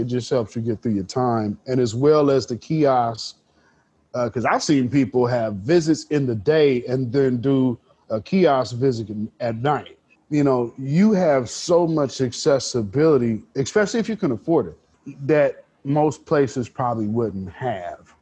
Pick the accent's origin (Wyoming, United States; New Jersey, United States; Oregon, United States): Oregon, United States; Portland; I'm born and raised North Portland